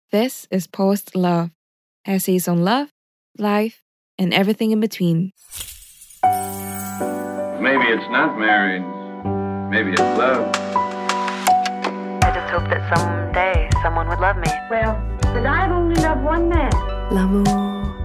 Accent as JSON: {"language": "English", "town": "Santa Rosa", "region": "Laguna", "country": "Philippines", "said": "You see, I come from Santa Rosa, Philippines, while my partner V hails from Sarpsborg, Norway."}